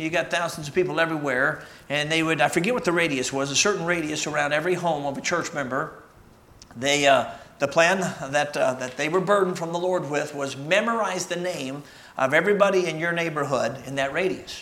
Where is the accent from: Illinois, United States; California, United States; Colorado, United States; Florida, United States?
Illinois, United States; Chicago; moved away; also born or lived in Michigan; I'm a Michigander. Actually, I grew up in Chicago